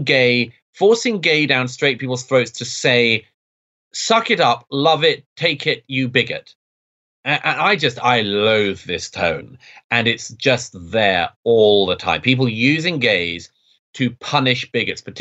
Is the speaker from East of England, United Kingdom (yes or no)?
no; London, United Kingdom; I grew up in London in the 1980s